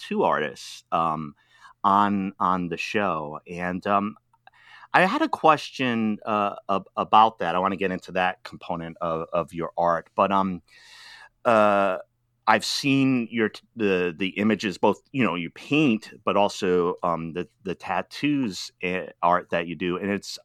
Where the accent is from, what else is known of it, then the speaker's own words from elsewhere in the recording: Rhode Island, United States; I'm from Rhode Island